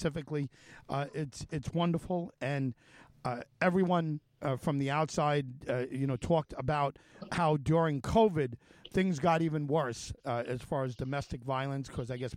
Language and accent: English; Suffolk County, New York, United States; also born or lived in Manhattan; I was born in Manhattan, and my family moved out here when I was about 2. So it's Suffolk is what I know of growing up